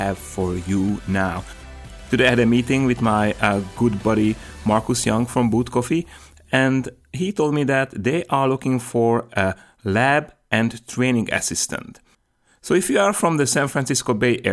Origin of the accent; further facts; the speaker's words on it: Slovakia; English is a second language; now in California, United States; I'm coming from Slovakia